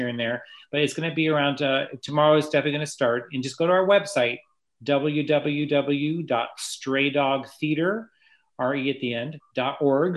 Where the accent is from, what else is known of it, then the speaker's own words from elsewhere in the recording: New York, United States; moved away; I'm from New York originally